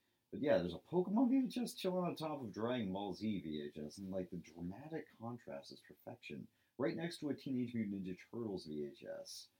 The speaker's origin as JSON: {"language": "English", "town": "Medway", "region": "Massachusetts", "country": "United States", "tie": "born or raised there", "said": "my hometown Medway, Massachusetts"}